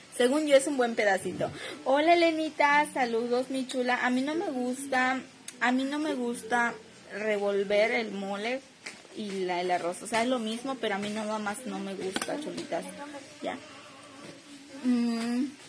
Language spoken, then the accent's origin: Spanish; Mérida, Yucatán, Mexico; Yo soy de Mérida, Yucatán